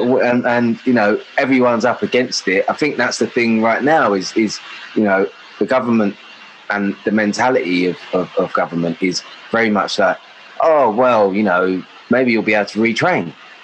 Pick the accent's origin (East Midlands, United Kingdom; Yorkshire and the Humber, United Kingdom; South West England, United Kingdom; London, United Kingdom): London, United Kingdom; Acton; in West London, South Acton. I was I was born in Queen Charlotte's, which was, at that time, it was Stamford Brook. And then it moved over to sort of Hammersmith, so right by Scrubs, Wormwood Scrubs and all that. So, yeah, Acton boy, both parents from West Africa, Ghana.